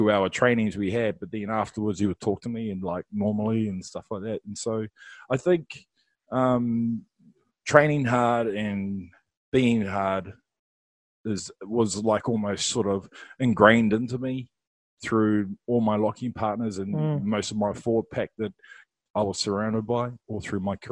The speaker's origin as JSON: {"language": "English", "region": "Wellington", "country": "New Zealand", "said": "I'm from Wellington."}